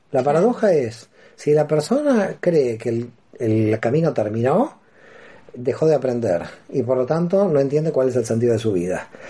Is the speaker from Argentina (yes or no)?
yes; Buenos Aires, Argentina; moved away as an adult; now in Barcelona, Spain; Soy argentino y nací en Buenos Aires y hace 16 años que ya me encuentro en Barcelona